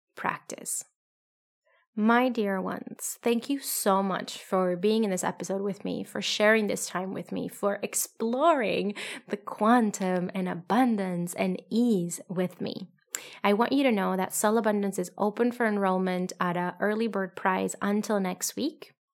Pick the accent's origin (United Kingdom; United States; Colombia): Colombia; moved away; I come from, I'm from Colombia